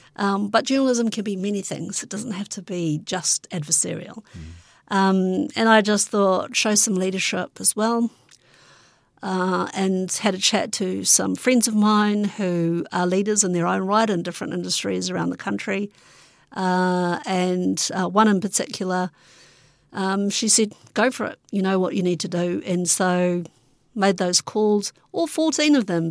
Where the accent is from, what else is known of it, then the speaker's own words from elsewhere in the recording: Hastings, Hawke's Bay, New Zealand; moved away; I also grew up in Hastings